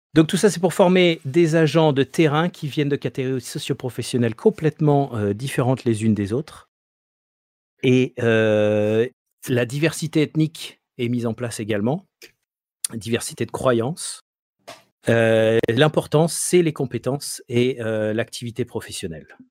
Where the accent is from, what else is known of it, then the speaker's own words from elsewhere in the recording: Marseille, Provence-Alpes-Côte d'Azur, France; En tant que bon Marseillais